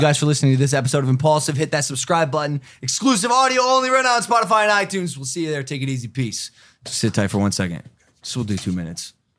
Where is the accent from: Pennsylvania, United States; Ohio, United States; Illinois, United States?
Ohio, United States; I'm from Ohio. My A's are weird sometimes.